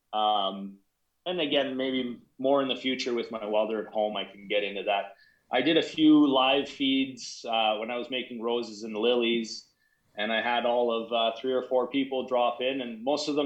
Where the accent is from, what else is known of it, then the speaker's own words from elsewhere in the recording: Canada; I'm from Canada